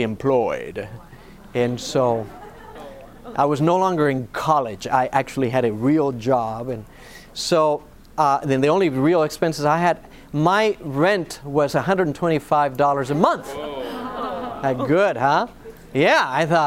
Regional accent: Argentina; moved away; also born or lived in Northern California; I was born and raised in Argentina

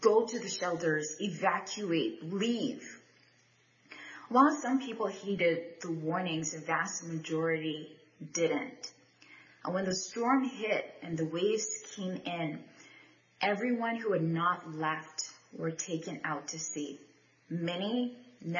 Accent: Bahamas; I'm from the Bahamas

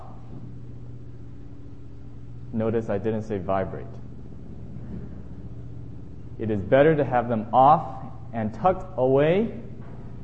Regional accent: Loma Linda, California, United States; I grew up here in Loma Linda

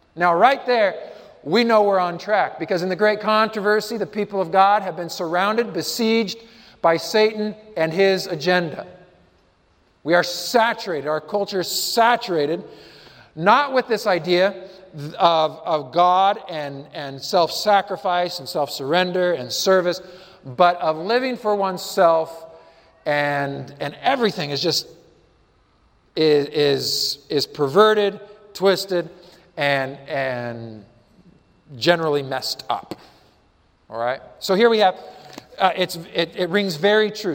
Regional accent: Colorado, United States; I'm from Colorado

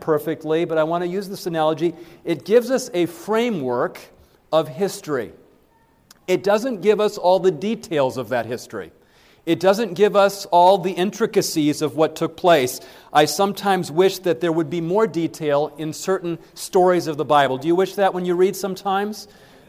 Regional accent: Berrien Springs, Michigan, United States; I grew up in Berrien Springs, Michigan

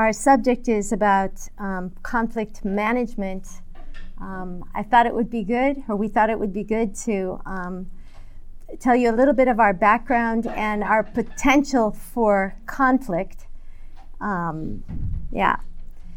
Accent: California, United States; I grew up in America, in California

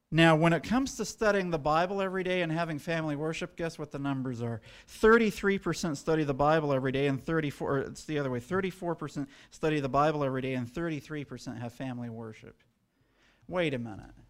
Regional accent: United States; as American Adventists

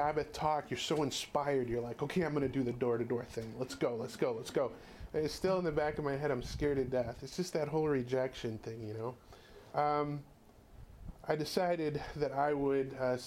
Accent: California, United States; we're from California

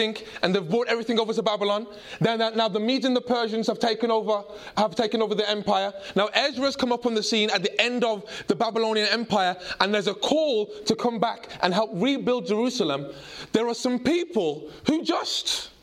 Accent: United Kingdom; I grew up in a British home. But my grandparents emigrated from Jamaica. And even though I'm very British

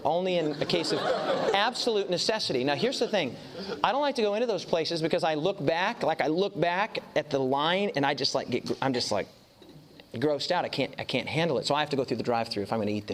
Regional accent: United States; I'm from the States

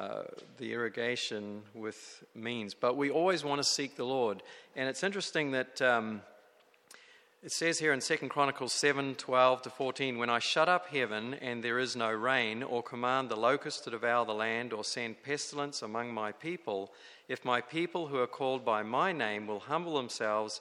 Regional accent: New Zealand; now in California, United States; I come from New Zealand, where it's beautiful and green

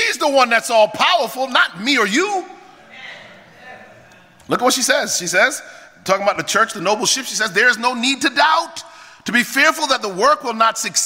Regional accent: Jamaica; I'm Jamaican

